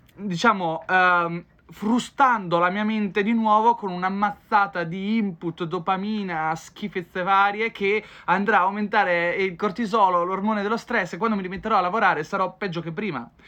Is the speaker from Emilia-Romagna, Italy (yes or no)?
yes; Ferrara, Emilia-Romagna, Italy; moved away; Sarei di Ferrara, però non ci sto da tanto tempo